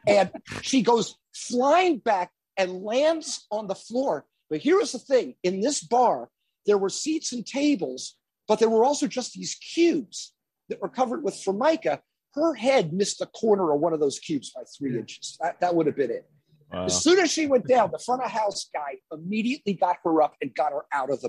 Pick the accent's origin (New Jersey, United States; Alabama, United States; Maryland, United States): New Jersey, United States; also born or lived in Philadelphia; I grew up in Jersey